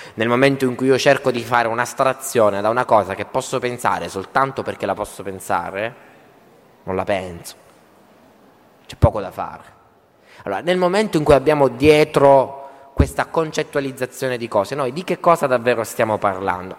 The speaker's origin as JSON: {"language": "Italian", "region": "Southern Italy", "country": "Italy", "also_born_or_lived": "Turin", "moved": "yes", "said": "sono terrone, gesticolo"}